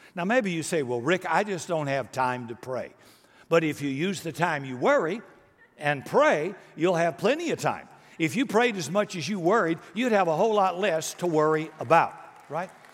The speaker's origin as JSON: {"language": "English", "country": "United States", "tie": "born or raised there", "said": "I was born in America"}